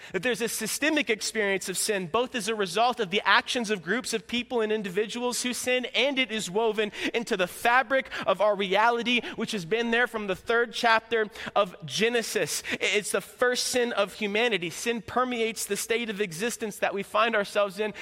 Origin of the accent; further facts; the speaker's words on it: Florida, United States; moved away as an adult; now in Midwest, United States; I'm from Florida